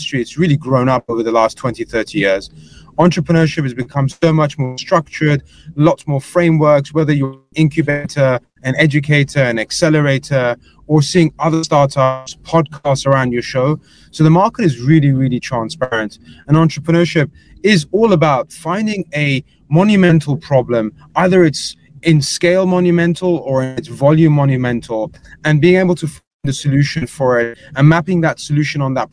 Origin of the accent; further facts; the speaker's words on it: England, United Kingdom; accent: English; moved away as an adult; now in United States; I'm an Englishman. You can tell from the accent.